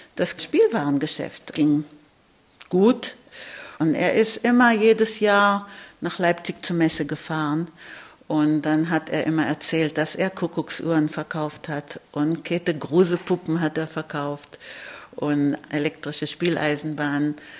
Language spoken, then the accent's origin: German; Israel; ich lebe in Israel, ich bin in Israel geboren